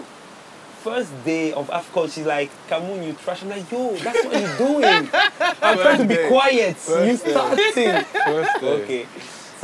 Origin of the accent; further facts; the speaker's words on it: France; moved away as an adult; also born or lived in Cameroon / Senegal; now in Abidjan, Côte d'Ivoire; we grew up in France